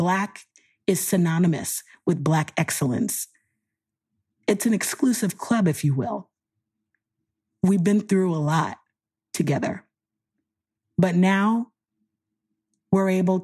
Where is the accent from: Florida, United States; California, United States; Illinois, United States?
Florida, United States; Miami; moved away as an adult; now in Texas, United States; a phenomenal black woman born and raised in Miami, currently living in Texas